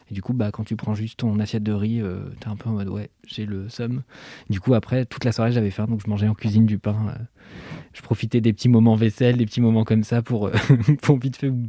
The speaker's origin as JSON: {"language": "French", "country": "Switzerland", "said": "Alors pour le contexte, merci Mimi, je suis suisse, donc ce n'est pas Macron et c'est tant mieux"}